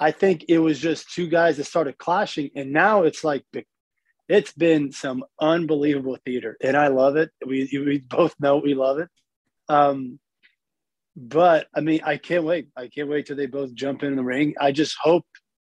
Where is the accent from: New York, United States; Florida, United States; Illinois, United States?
Florida, United States; Miami; I grew up in Miami. I grew up, you know, around the Purine area where, you know, all those Kimbo Slice fights were from.